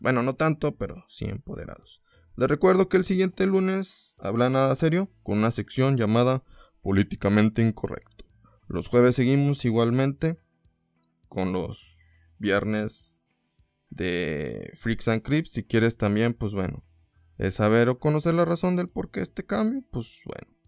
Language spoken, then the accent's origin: Spanish; Torreón, Coahuila, Mexico; born or raised there